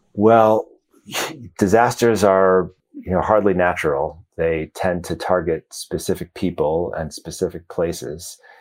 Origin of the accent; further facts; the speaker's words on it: Chicago, Illinois, United States; moved away as an adult; I grew up in Chicago